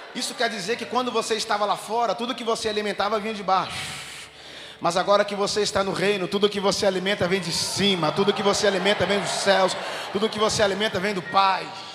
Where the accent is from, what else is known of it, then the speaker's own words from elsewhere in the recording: Contagem, Minas Gerais, Brazil; Eu sou de Contagem, Minas Gerais, região metropolitana de Belo Horizonte